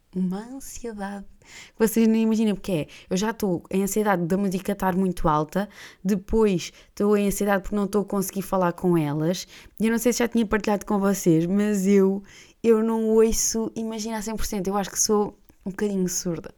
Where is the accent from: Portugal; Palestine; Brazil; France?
Portugal; Gaeiras, Centro; now in Lisbon, Portugal; Eu sou natural de Gueiras, ou seja, que é uma terra, eu chamo-lhe eu chamo sempre a Terrinha, mas a verdade é que é uma vila e é a, hum, a vila mais desenvolvida dentro do Conselho uh, de Óbidos